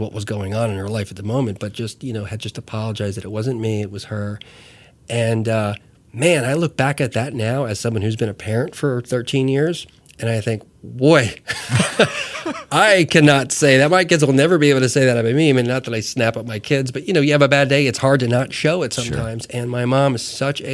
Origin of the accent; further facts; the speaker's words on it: New Jersey, United States; moved away; I grew up in Jersey